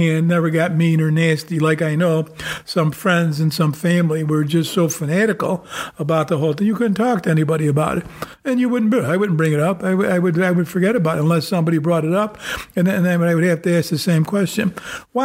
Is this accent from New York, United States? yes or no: yes; New York, United States; we're from New York State